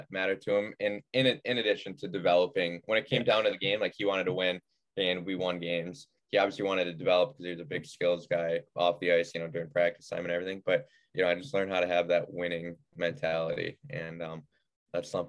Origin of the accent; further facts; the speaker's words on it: Clarence, New York, United States; Yeah. Um, so suburb of Buffalo, uh, grew, grew up playing for like the Buffalo Regals, Buffalo Junior Sabres, um, just the youth programs there.